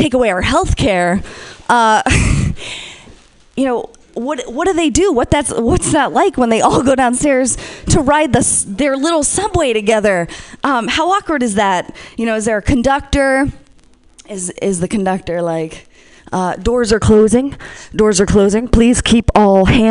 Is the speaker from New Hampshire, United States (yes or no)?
yes; New Hampshire, United States; As an honor student growing up in New Hampshire